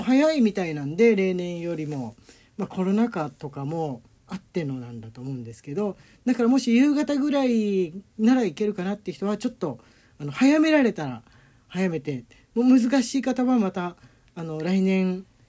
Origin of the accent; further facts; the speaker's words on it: Tokyo, Japan; moved away as an adult; now in Nagoya, Japan; 俺東京出身でね東京育ちで